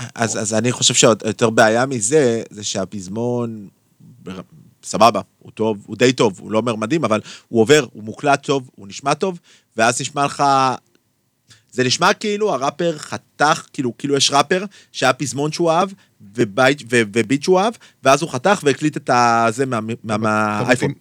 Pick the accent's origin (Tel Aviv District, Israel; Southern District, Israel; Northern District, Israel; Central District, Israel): Tel Aviv District, Israel; Tel Aviv; אני ילד מצפון תל אביב